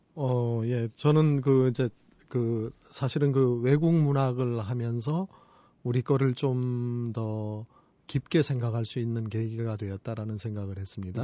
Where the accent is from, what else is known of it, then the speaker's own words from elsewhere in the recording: Jeongseon, Gangwon, South Korea; moved away; 정선이라고 하는 데가 어, 제가 태어난 데고 고향?